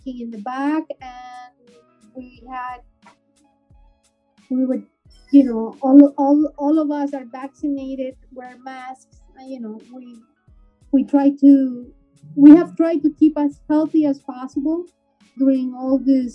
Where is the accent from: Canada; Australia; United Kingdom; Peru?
Peru; now in Miami, United States; I'm from Peru